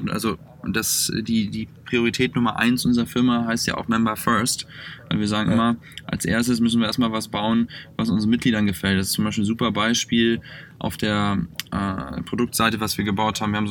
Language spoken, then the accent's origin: German; Northern Germany, Germany; moved away as an adult; also born or lived in Cologne / Düsseldorf / Hamburg; now in Mountain View, United States; komme ja nun aus dem Norden